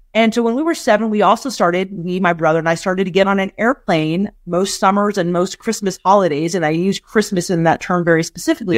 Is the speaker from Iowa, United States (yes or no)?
no; San Francisco, California, United States; now in Berkeley, United States; I was born in San Francisco, California in the Western Addition